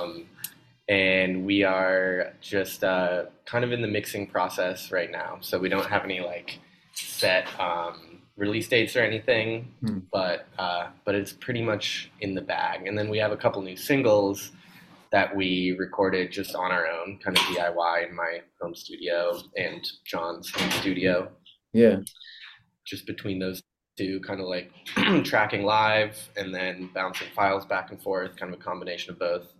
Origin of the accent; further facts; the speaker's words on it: Boulder, Colorado, United States; I didn't know anything else at the time growing up in Boulder